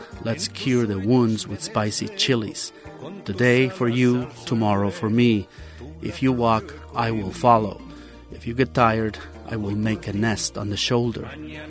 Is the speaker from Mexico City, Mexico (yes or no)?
no; Xalapa, Veracruz, Mexico; moved away; my hometown of Jalapa, Veracruz.